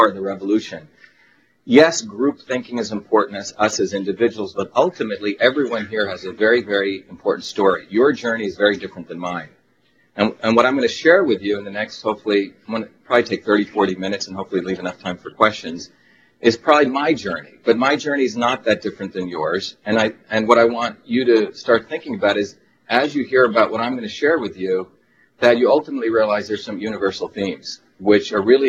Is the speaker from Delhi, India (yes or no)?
no; Mumbai, Maharashtra, India; moved away; I was born in India